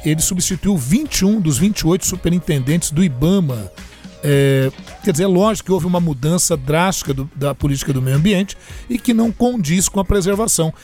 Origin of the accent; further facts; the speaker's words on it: Brazil; como brasileiro